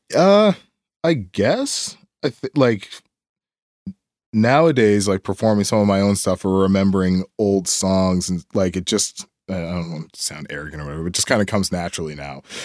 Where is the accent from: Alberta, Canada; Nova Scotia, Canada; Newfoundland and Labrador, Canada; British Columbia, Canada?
Nova Scotia, Canada; Timberlea; I grew up down in, uh, down Timberlake